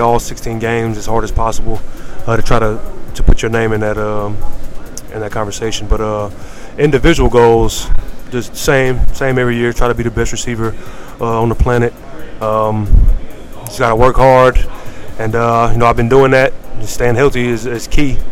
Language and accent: English; Galveston, Texas, United States; I do a free camp back in my hometown of Galveston